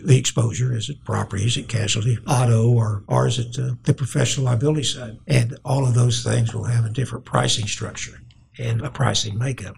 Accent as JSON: {"language": "English", "town": "Oklahoma City", "region": "Oklahoma", "country": "United States", "tie": "born or raised there", "said": "Grew up in Oklahoma City and in the uh, South Side."}